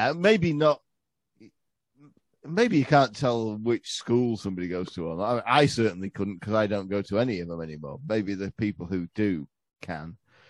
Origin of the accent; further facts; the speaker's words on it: England, United Kingdom; didn't find out until like 2 years ago that the guy going, into it was Andrew Dice Clay, because I'm English.